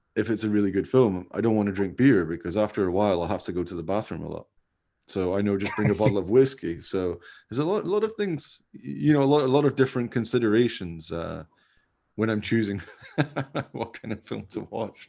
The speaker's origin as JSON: {"language": "English", "region": "Scotland", "country": "United Kingdom", "said": "I'm from Scotland"}